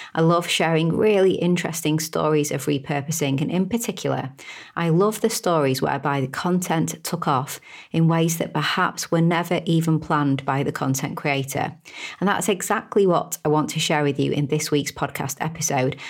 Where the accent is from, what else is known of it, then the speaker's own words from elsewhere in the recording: United Kingdom; I'm a Brit, as you can probably tell from my accent.